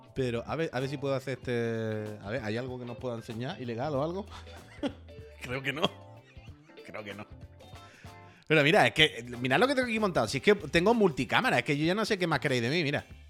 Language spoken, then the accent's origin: Spanish; La Línea de la Concepción, Andalusia, Spain; now in Barcelona, Spain; Yo soy de Cádiz, yo soy de la línea